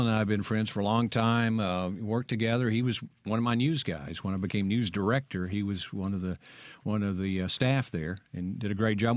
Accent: Vernon, Alabama, United States; accent: Southern; also born or lived in Starkville, Mississippi; now in Jackson, United States; my hometown in Alabama, that's uh, Vernon, Alabama

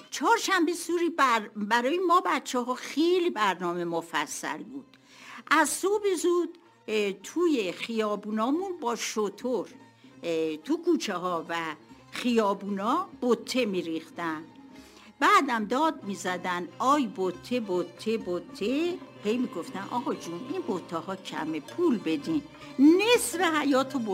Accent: Tehran, Tehran Province, Iran; born there; متولد تهران هستم در پامنار به دنیا آمدم تا سه چهار سالگی در پامنار بودم

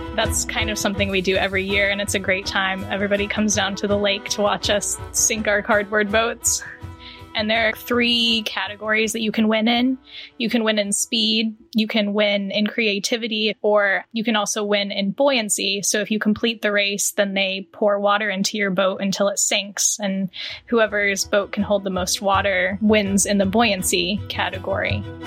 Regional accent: Charlotte, North Carolina, United States; I'm from Charlotte, North Carolina

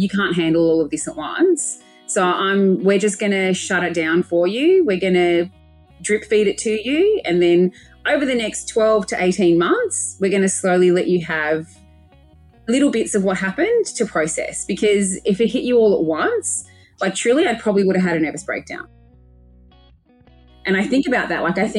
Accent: Adelaide, South Australia, Australia; also born or lived in Melbourne; I moved from Melbourne. I had my dream corporate job in Melbourne. And within 3 months, I'd quit, moved back to Adelaide, moved back home to look after my mum and my little brother

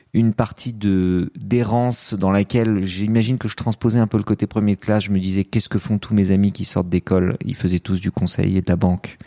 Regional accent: France; also born or lived in Lebanon; Je suis né au Liban, mais euh, je suis arrivé en France très très vite

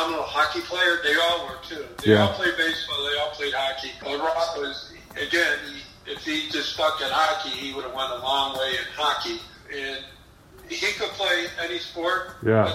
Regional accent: Buffalo, New York, United States; I'm from Buffalo, we did that in the early 90s here in Buffalo

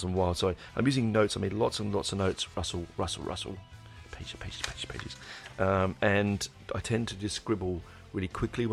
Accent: England, United Kingdom; I'm 11 and I'm from England.

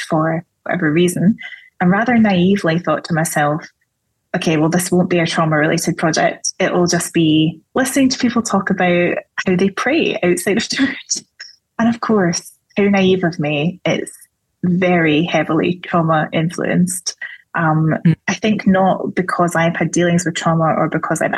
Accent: Scotland, United Kingdom; I'm Scottish

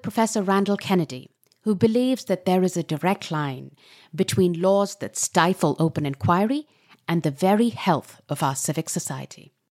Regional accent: Pakistan; I come from Pakistan

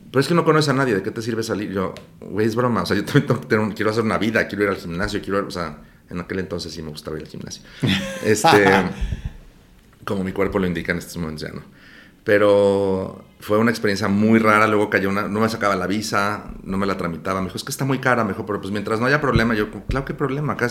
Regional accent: Mexico City, Mexico; also born or lived in Houston / Los Angeles / Miami; Aquí en la Ciudad de México.

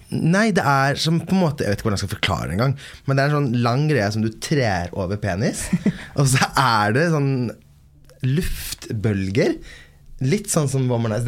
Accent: Sweden; moved away; Jeg er født og oppvokst i Sverige

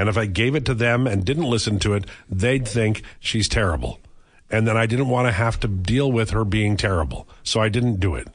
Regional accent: Maple Ridge, British Columbia, Canada; When I was a kid growing up in Haney in Maple Ridge, I'd have a slicker and I'd have gumboots walking home

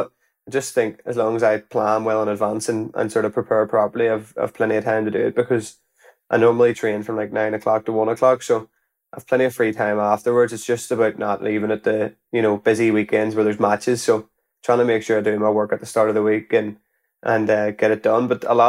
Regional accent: Belfast, Northern Ireland, United Kingdom; So I was from Belfast, and I was playing for a club in Belfast with the football, but it was more part-time.

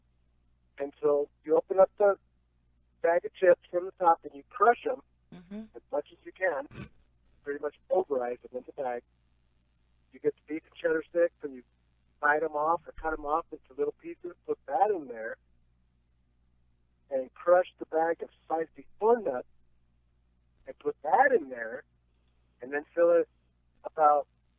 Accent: Phoenix, Arizona, United States; I grew up in the Phoenix area

